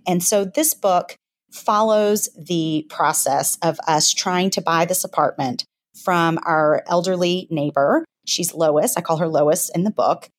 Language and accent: English; Memphis, Tennessee, United States; moved away as an adult; now in New York City, United States; I grew up in Memphis, Tennessee